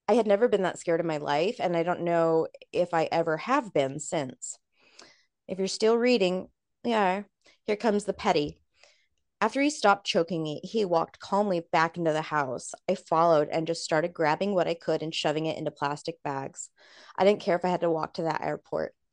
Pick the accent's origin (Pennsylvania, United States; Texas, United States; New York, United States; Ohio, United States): Ohio, United States; I'm from Ohio, so he was the only person I knew down there.